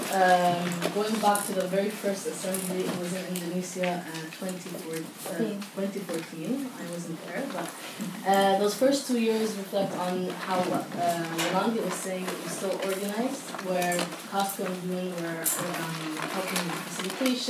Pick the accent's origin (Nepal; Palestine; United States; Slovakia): Palestine; I'm from Palestine, and hold an Israeli passport